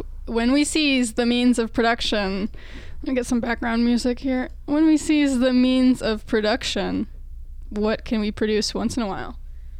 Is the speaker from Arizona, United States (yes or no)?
yes; Phoenix, Arizona, United States; I'm from Phoenix, where they actually have a lot of water slides